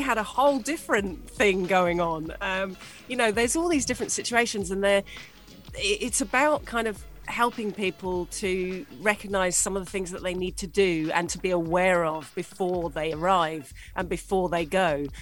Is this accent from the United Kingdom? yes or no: yes; England, United Kingdom; moved away as an adult; now in UAE; as a Brit moving to the UAE